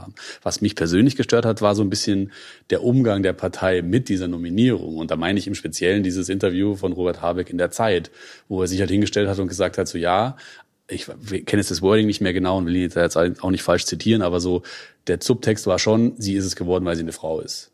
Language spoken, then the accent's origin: German; Munich area, Bavaria, Germany; now in Berlin, Germany; bin selber im Münchner Umland aufgewachsen